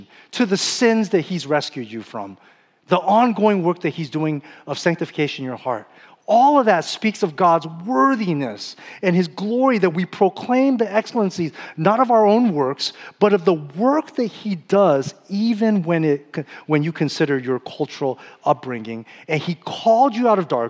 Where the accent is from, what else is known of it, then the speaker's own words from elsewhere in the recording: Whittier, California, United States; I'm Chinese American, but I grew up from birth until third grade, I grew up in Whittier, California